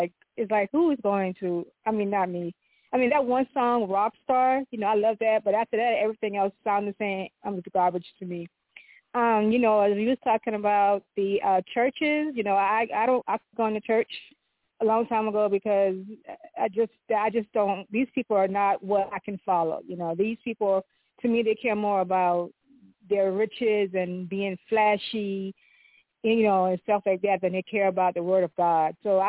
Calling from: California, United States; I'm calling from California.

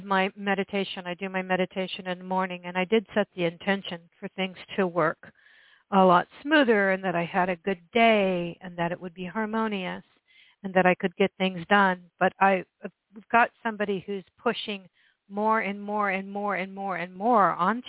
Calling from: Oregon, United States; Hi, this is … I'm calling from Oregon.

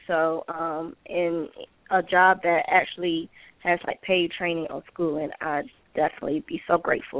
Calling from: Georgia, United States; I'm calling from Georgia.

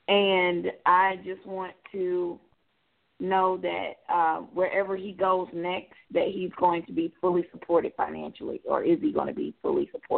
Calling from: Georgia, United States; I'm calling from Georgia.

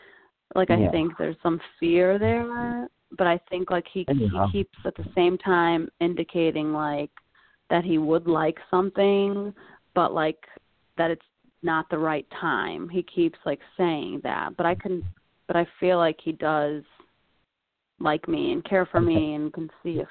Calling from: Connecticut, United States; I'm calling from Connecticut.

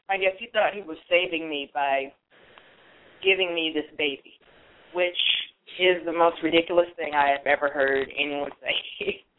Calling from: Alameda, California, United States; I'm calling you from Alameda, California.

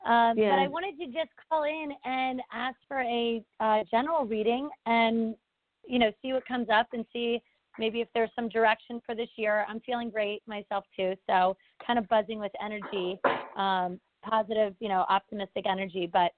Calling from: Pennsylvania, United States; from outside of Philadelphia.

